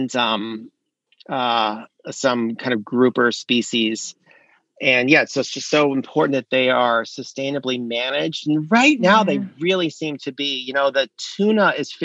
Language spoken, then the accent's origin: English; South Florida, United States; now in North Carolina, United States; I grew up in South Florida on an estuary, like a mangrove rimmed estuary